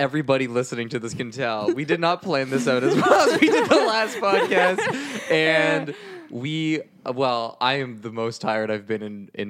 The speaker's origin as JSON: {"language": "English", "country": "Canada", "said": "We are from Canada."}